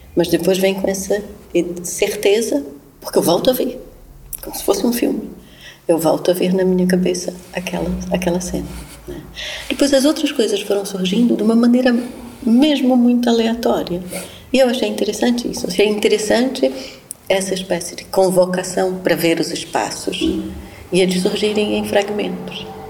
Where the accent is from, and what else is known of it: Pará, Brazil; born or raised there